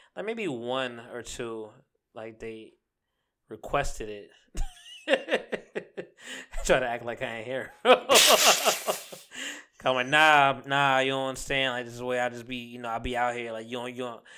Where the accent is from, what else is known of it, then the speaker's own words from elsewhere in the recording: Jamaica; I am Jamaican